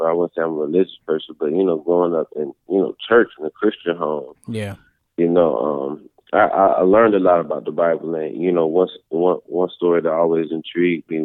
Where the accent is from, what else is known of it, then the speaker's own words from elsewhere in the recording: Georgia, United States; also born or lived in Philadelphia, Pennsylvania / Atlanta, Georgia; I was born in South Philly. I moved to Georgia when I was 2